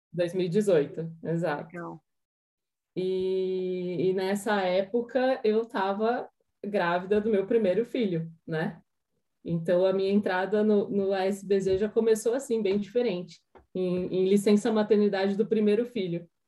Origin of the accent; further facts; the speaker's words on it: Jundiaí, São Paulo, Brazil; moved away as an adult; now in Curitiba, Brazil; eu sou de Jundiaí, mas eu moro em Curitiba desde 2015